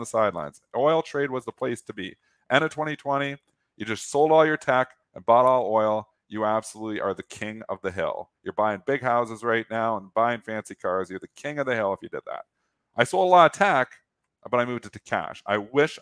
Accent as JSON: {"language": "English", "country": "Canada", "said": "I'm Canadian"}